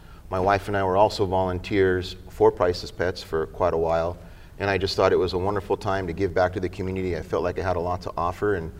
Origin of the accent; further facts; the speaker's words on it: Costa Mesa, California, United States; I grew up in Costa Mesa most of my life. I came here in the fourth grade